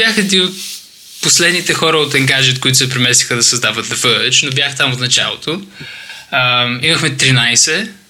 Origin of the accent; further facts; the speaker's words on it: Bulgaria; now in London, United Kingdom; Ами, започнах в България. Да, така се научих българския.